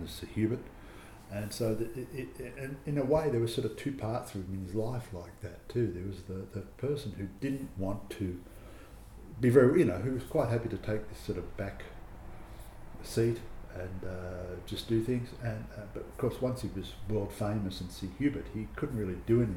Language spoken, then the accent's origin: English; Australia; as an Australian